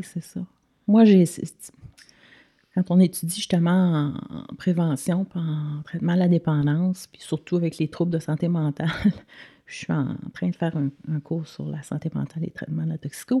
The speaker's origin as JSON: {"language": "French", "region": "Quebec", "country": "Canada", "also_born_or_lived": "United States", "moved": "as an adult", "said": "on a vécu aux États-Unis. Fait qu'on est parti du Québec"}